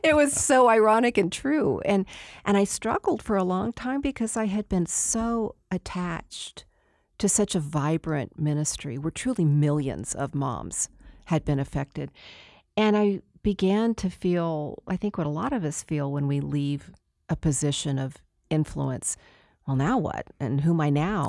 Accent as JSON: {"language": "English", "region": "Texas", "country": "United States", "also_born_or_lived": "Denver", "moved": "yes", "said": "I'm the girl from Texas"}